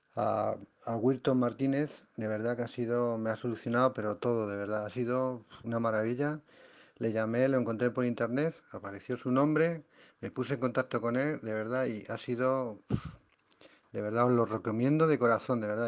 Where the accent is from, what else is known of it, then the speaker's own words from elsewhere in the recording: Madrid, Community of Madrid, Spain; soy de, España, de Madrid más concretamente